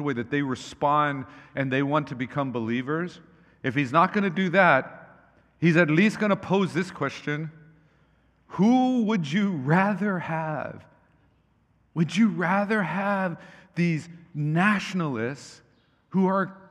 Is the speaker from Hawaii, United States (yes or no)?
yes; Hawaii, United States; when I was growing up in Hawaii